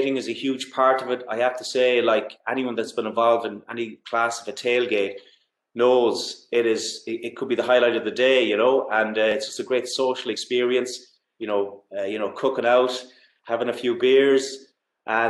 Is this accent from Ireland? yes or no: yes; Galway, Connacht, Ireland; I'm from Galway and GAA is my background